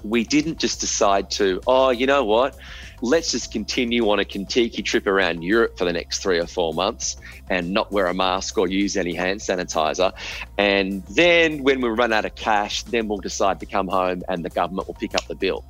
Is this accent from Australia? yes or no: yes; Australia; moved away; as an Australian